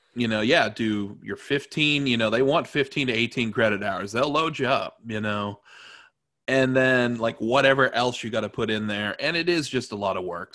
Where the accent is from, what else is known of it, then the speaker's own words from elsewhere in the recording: Evansville, Indiana, United States; also born or lived in Terre Haute / Chicago; my hometown, Evansville